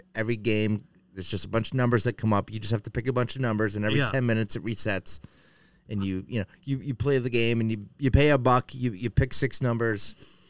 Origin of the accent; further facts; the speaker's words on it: New Hampshire, United States; moved away; I'm from New Hampshire.